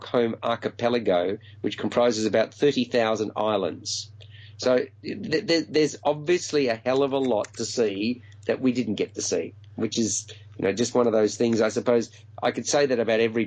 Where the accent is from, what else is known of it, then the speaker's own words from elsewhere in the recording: Melbourne, Victoria, Australia; my hometown of Melbourne